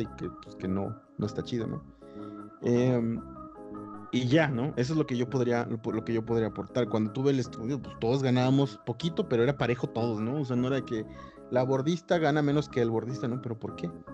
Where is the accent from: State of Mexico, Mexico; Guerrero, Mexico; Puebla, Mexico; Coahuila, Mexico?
Guerrero, Mexico; Acapulco; yo me crié en Acapulco